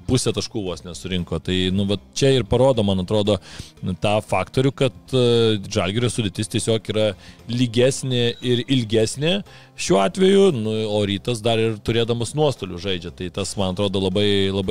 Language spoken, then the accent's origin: Lithuanian; Vilnius, Vilnius County, Lithuania; kaip Vilnietis